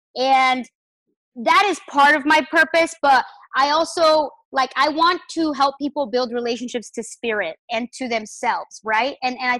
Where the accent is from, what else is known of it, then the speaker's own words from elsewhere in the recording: Chihuahua, Mexico; I am from Mexico. I was born in the beautiful state of Chihuahua. It's the desert in Mexico.